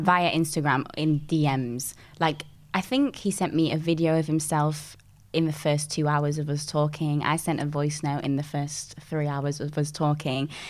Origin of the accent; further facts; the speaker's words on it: Dinnington, Yorkshire and the Humber, United Kingdom; I grew up in a small little village called Dinnington and um, that's in Sheffield.